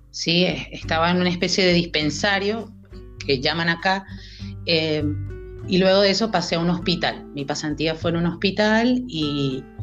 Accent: Maracaibo, Zulia, Venezuela; moved away as an adult; now in Córdoba, Argentina; Eh, yo soy venezolana, soy de Maracaibo, estado Zulia. Tengo ya casi cinco años en Argentina y bueno, decidí emigrar hace eh, ese tiempo y venirme directamente a Córdoba.

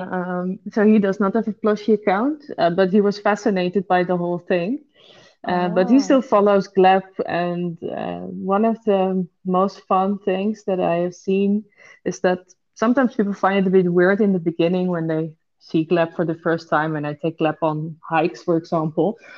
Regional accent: Netherlands; I was the only Dutch person studying there

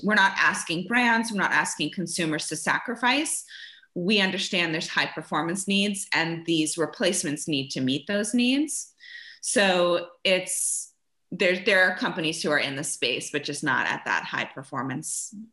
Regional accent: Germany; moved away; I grew up in Germany

